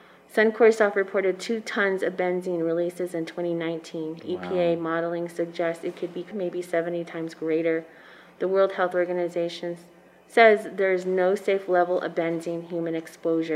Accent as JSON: {"language": "English", "area": "Third Mesa", "region": "Arizona", "country": "United States", "said": "I come from Third Mesa"}